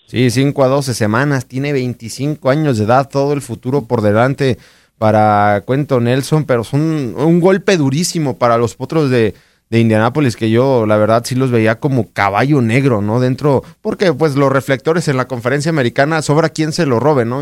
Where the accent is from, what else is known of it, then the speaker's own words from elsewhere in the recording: Mexico; como eh, mexicanos